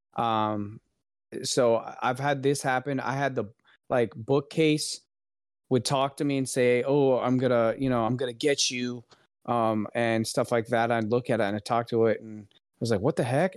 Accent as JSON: {"language": "English", "region": "Florida", "country": "United States", "said": "we are both from Florida."}